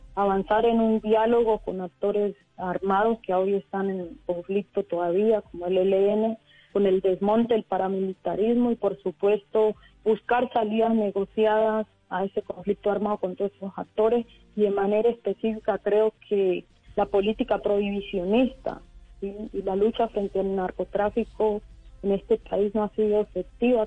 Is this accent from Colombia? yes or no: yes; Colombia; also born or lived in Cauca